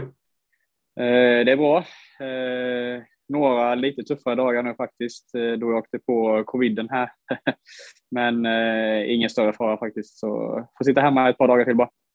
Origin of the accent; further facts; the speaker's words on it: Huskvarna, Jönköping County, Sweden; där vi växte upp uppe i Huskvarnaberget